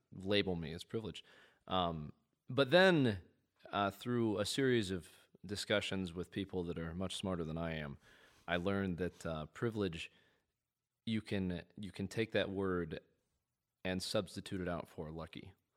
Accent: Midwest, United States; I grew up in the Midwest

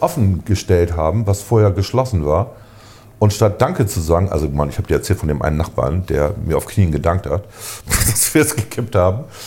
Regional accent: Germany; als Deutsche

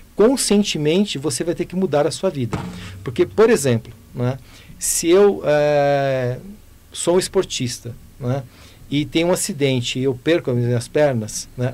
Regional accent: Goiânia, Goiás, Brazil; eu nasci em Goiânia

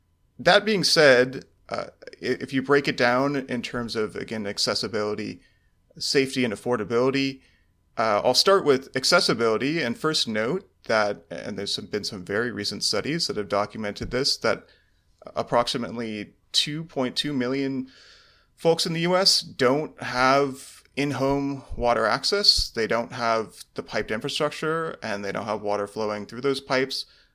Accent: California, United States; In Orange County, California.

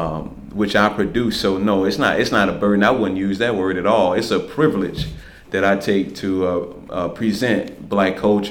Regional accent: Arkansas, United States; I'm from the South. You know, I grew up in a small town in Arkansas.

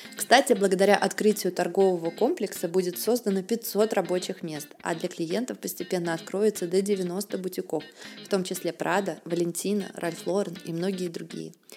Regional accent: Saint Petersburg, Russia; к Санкт-Петербургу у меня особое отношение. Это ведь мой родной город

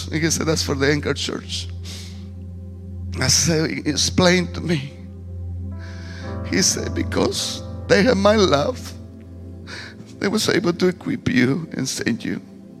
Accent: Guatemala; accent: heavy; English is a second language; moved away as an adult; also born or lived in Petén, Guatemala; now in Zanesville, United States; a man that's not from this country. Yes, now thank God, a U.S. citizen. But I come from Guatemala

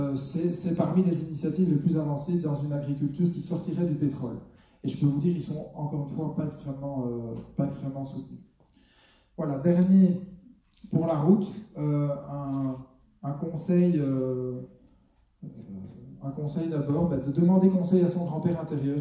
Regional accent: Belgium; chez nous en Belgique

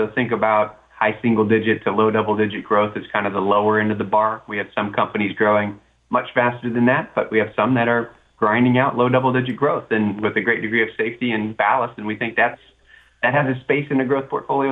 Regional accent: Florida, United States; I'm a native of Florida.

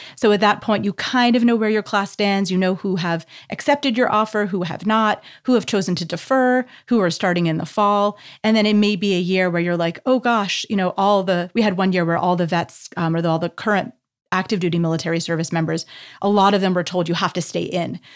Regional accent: Canada; moved away; as a Canadian

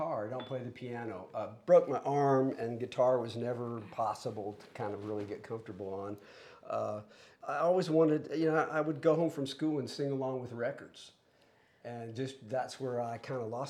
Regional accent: Gulf Coast, United States; moved away; I grew up musically on the Gulf Coast

